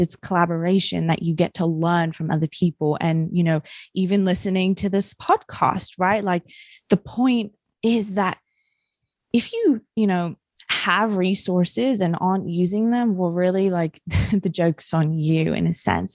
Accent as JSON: {"language": "English", "country": "New Zealand", "tie": "born or raised there", "said": "I grew up in New Zealand"}